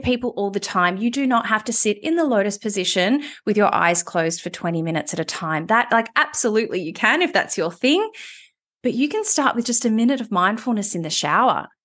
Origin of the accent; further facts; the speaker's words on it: Melbourne, Victoria, Australia; moved away as an adult; also born or lived in Sydney; I moved back to Melbourne, which was my hometown, having been in Sydney for eight years